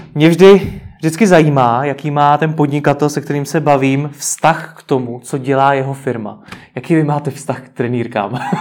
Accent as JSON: {"language": "Czech", "country": "Czechia", "said": "jsme jako Češi"}